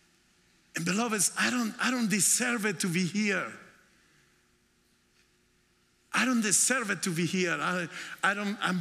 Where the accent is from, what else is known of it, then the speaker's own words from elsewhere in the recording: Colombia; English is a second language; moved away as an adult; also born or lived in New York, United States; now in United States; we came to the United States in 1998 to New York. And we are originally from Colombia